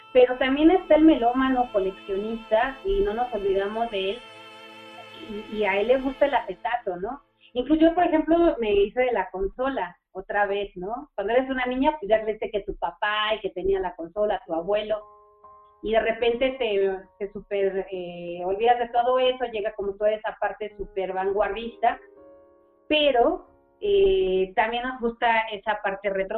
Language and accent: Spanish; Mexico; siendo un miembro mexicano